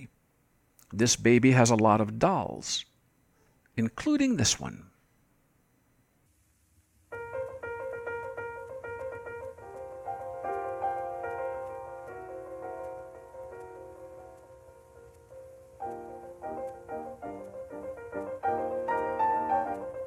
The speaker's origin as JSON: {"language": "English", "region": "Michigan", "country": "United States", "tie": "born or raised there", "said": "when I was growing up in Michigan"}